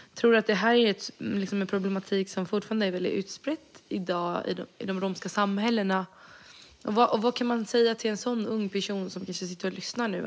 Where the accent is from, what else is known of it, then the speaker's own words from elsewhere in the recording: Sweden; jag är född och vuxen i Sverige